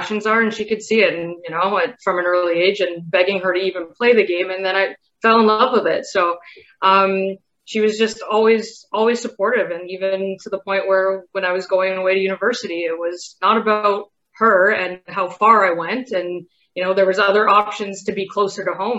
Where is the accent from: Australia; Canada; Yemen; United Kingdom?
Canada; Pickering, Ontario; also born or lived in United States; I grew up in Pickering